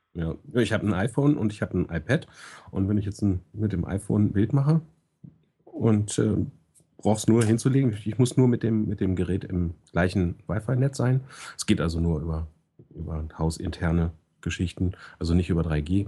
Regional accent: Hanover, Lower Saxony, Germany; ich als Hannoveraner

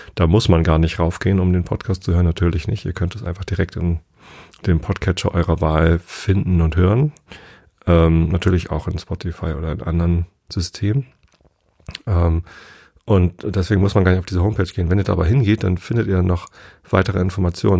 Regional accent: Northern Germany, Germany; als Norddeutscher

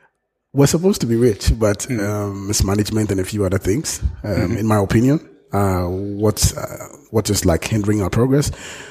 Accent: Ghana; I'm from Ghana

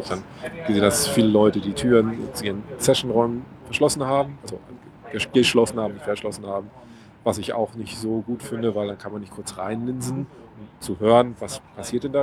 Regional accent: Hamburg, Germany; ich bin das erste Mal 2008 auf dem Hannoveraner Barcamp gewesen als Hamburger.

